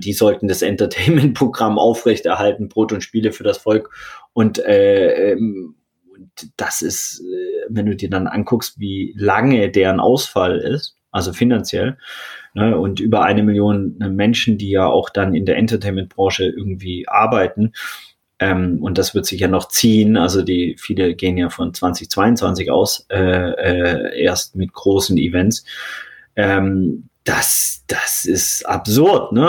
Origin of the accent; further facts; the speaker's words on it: Swabia, Baden-Württemberg, Germany; moved away; also born or lived in St. Pauli, Hamburg; ich bin ja im Schwarmländler aufgewachsen, so im Bildungsbürgertum